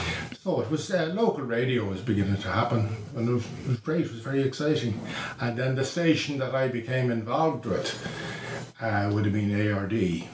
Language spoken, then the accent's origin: English; Dublin, Leinster, Ireland; I'm from Sallymount all my life. Lived in the same house. I know the area pretty well.